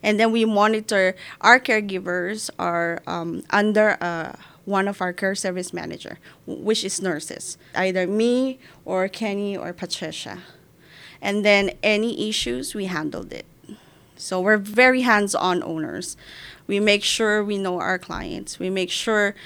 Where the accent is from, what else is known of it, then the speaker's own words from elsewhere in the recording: Philippines; moved away as an adult; now in United States; I left my mom in the Philippines. Mm. As a Filipino, we always take care of our elders